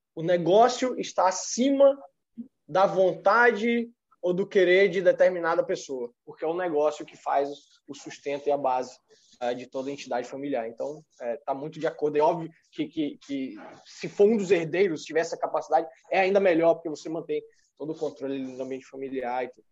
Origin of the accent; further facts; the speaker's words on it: Bahia, Brazil; now in Espírito Santo, Brazil; Eu sou baiano